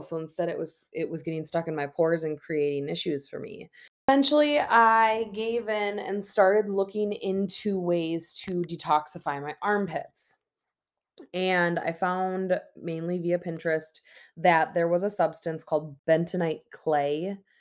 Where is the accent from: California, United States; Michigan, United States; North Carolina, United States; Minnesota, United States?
Minnesota, United States; born and raised in Minnesota